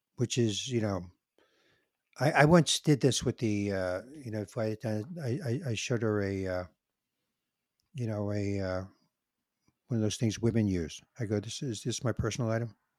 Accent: New York City, New York, United States; I'm a New Yorker, and my blood is in New York

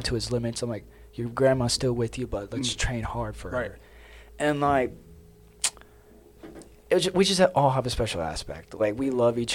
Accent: Georgia, United States; I'm from Georgia, mm-hmm. born and raised here

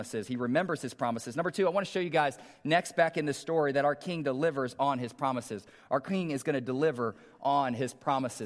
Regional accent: Omaha, Nebraska, United States; I grew up in North Omaha

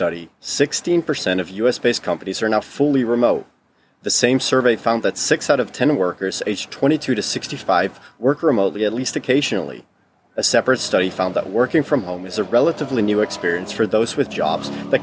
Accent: Netherlands; first language Dutch; English is a second language; moved away; we had both been born and raised in the Netherlands.

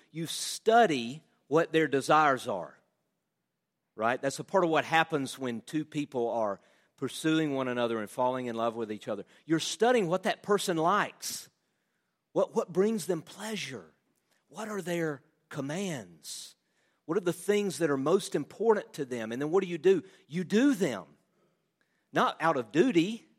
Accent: Southern United States, United States; We all love Jesus. Again, I'm a Southerner, you know.

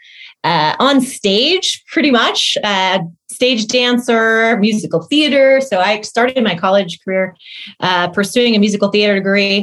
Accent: Missouri, United States; moved away as an adult; also born or lived in London; now in New York City, United States; I grew up in Missouri, went to college there as well, Midwest girl

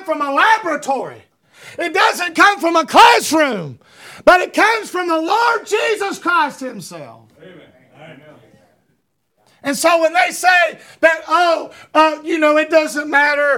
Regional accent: United States; I'm an American

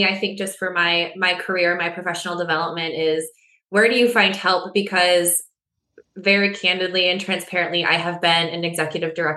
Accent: West Michigan, United States; I grew up in West Michigan, born and raised

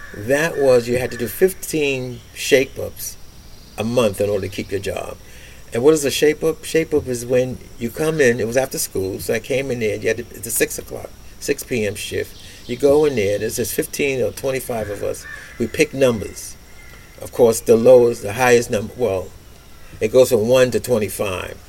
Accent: New York City, New York, United States; I was born and raised in Brooklyn, Bedford

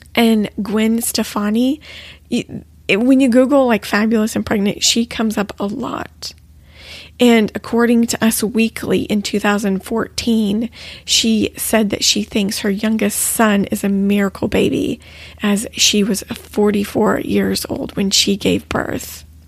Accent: Texas, United States; we're both actually from Texas

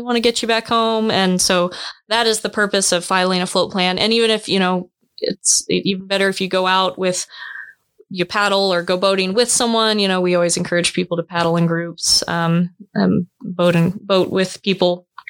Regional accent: Wilson Lake, Kansas, United States; I grew up on on Wilson Lake, which personally to me is the best lake in Kansas

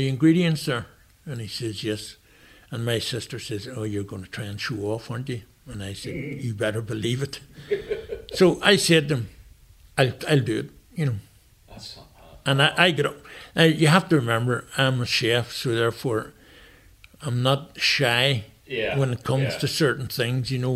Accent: Downpatrick, Northern Ireland, United Kingdom; I'm originally from Downpatrick, Ardmeen Green. So, in Downpatrick, so I'm a townie

